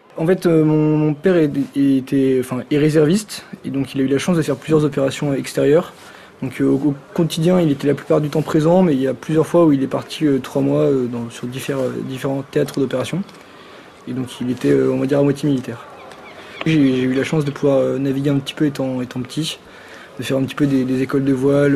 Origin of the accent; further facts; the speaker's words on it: South Brittany, France; Je suis originaire de, Bretagne Sud, du Morbihan